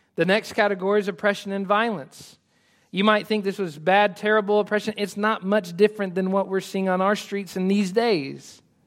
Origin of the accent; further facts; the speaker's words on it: United States; I love being American